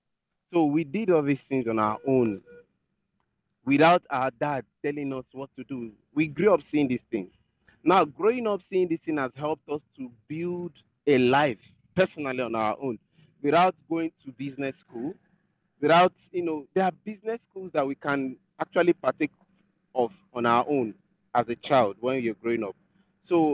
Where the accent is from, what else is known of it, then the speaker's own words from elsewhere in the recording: Nigeria; I'm a Nigerian